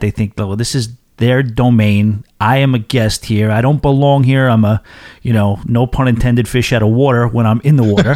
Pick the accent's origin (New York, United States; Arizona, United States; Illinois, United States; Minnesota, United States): New York, United States; being the New Yorker that I am